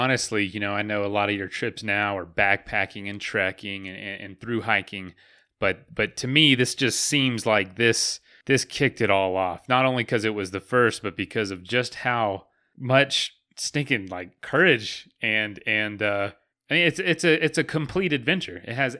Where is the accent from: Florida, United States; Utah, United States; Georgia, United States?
Florida, United States; I'm from the East Coast too. I'm from Florida, though, the other side.